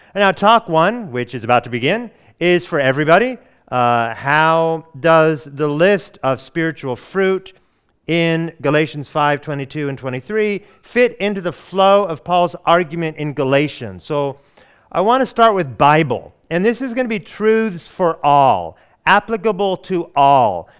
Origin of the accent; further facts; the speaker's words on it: Oregon, United States; also born or lived in Hawaii; now in Atlanta, United States; I hail from the Pacific Northwest of the United States, Oregon